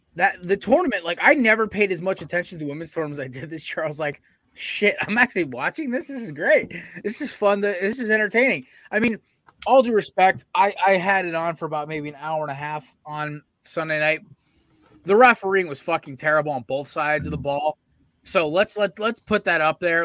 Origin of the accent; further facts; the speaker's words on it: Connecticut, United States; we're from Connecticut with UConn